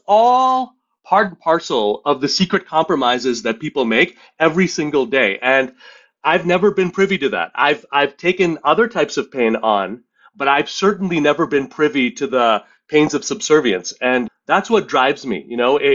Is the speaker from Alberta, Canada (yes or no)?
no; Montreal, Quebec, Canada; grew up in Montreal in a pretty dysfunctional Indian family.